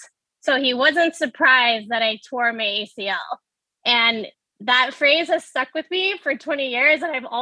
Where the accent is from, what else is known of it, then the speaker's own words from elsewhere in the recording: Texas, United States; I grew up in Texas.